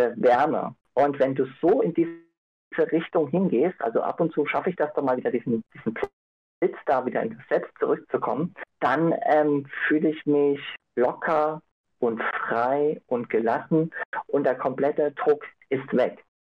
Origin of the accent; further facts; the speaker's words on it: Innsbruck, Tyrol, Austria; also born or lived in Ireland; ich komme aus Innsbruck, habe vor fünf Jahren in Irland gelebt